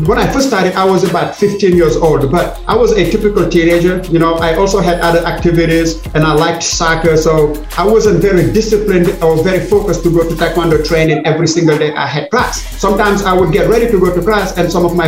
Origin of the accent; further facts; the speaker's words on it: Senegal; moved away as an adult; now in United States; my home country of Senegal